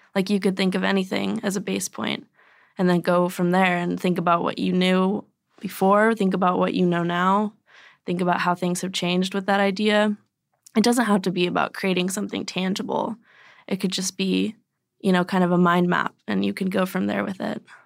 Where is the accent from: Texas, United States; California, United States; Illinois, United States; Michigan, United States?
Texas, United States; now in Oregon, United States; I was born in Texas, like, hundred, thousands of miles away from this